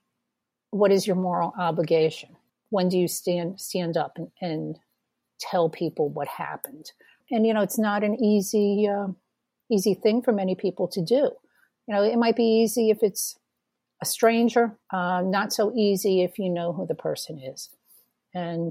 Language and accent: English; New England, United States; My background, I'm from New England